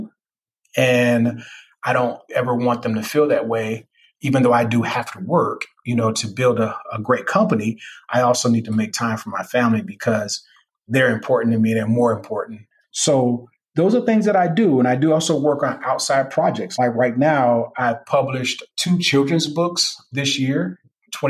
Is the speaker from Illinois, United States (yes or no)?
yes; Chicago, Illinois, United States; me being a Chicagoan